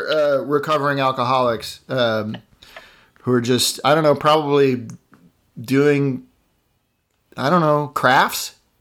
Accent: Ireland; I'm Irish, so given to crankiness. I mean, I grew up in a pretty privileged environment.

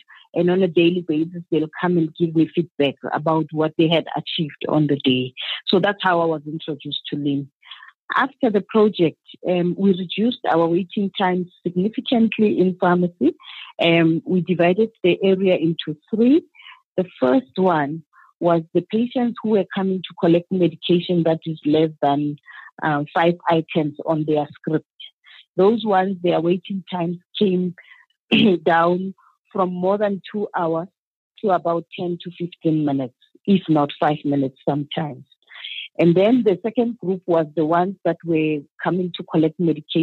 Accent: Pretoria, Gauteng, South Africa; from South Africa. I was born and bred in Pretoria

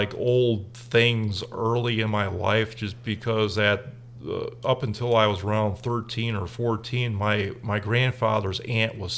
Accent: United States; as an American

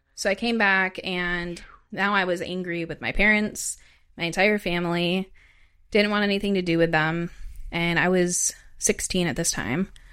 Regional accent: Wisconsin, United States; also born or lived in Chicago / Madison; I'm from Wisconsin originally, and I grew up in a small town.

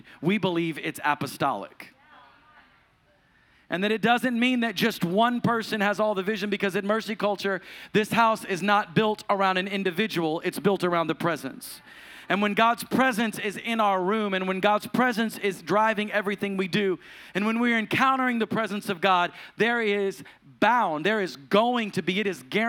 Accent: the South, United States; I grew up in the Pentecostal church, and this is the South, so it's the Pentecostal church.

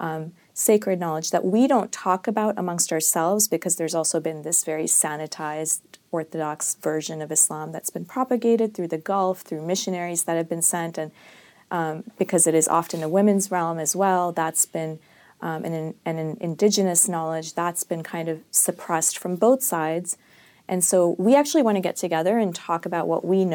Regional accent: Hyderabad, Telangana, India; I'm from Hyderabad, which is in South India

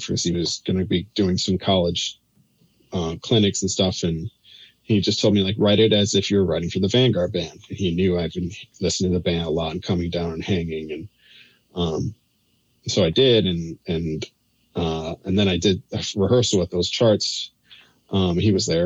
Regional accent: Chicago, Illinois, United States; moved away as an adult; also born or lived in Indiana; now in New York, United States; I'm originally from Chicago. I grew outside up in the suburbs of Chicago

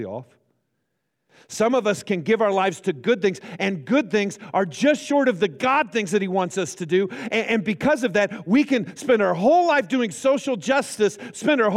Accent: Great Bend, Kansas, United States; now in Hutchinson, United States; I grew up in Great Bend, Kansas, which is, 45, 50 minutes from here

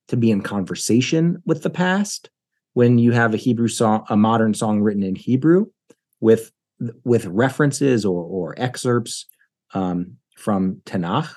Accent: United States; in America growing up

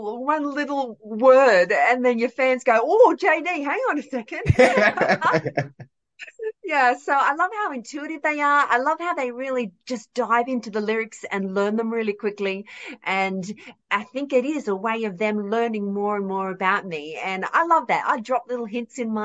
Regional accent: Australia; I'm from Australia. I'm an Aussie country kid

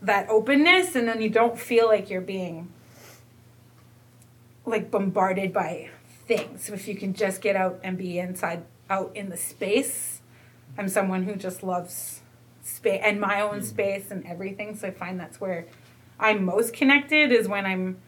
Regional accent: Buffalo Narrows, Saskatchewan, Canada; I'm from Buffalo Narrows

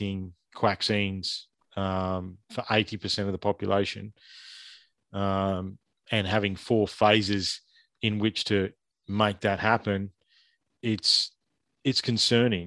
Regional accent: Ballarat, Victoria, Australia; I'm from Ballarat. I grew up a stone's throw from where that happened

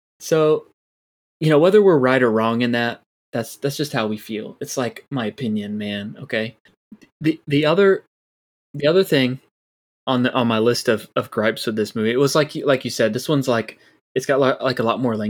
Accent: Florida, United States; we're from Florida

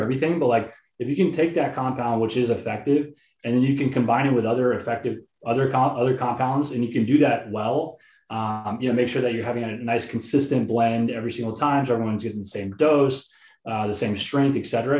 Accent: Houston, Texas, United States; I grew up in Houston, Texas

